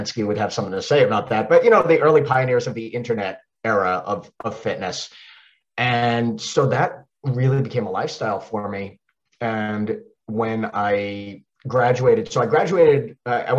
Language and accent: English; Long Island, New York, United States; accent: Long Island; now in Charlotte, United States; I grew up on Long Island, and as I talk quicker and faster and get more excited, that Long Island accent might actually come out